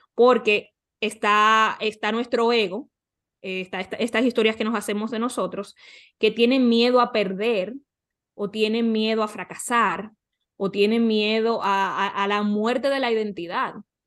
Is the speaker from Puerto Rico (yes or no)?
no; Dominican Republic; now in North Carolina, United States; en República Dominicana, ahora mismo vivo en Carolina del Norte con mi pareja